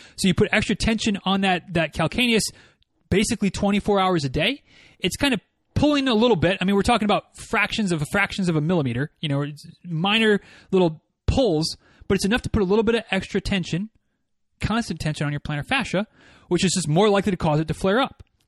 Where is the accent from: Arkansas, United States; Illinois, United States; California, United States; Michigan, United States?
Michigan, United States; moved away as an adult; now in Florida, United States; growing up in Michigan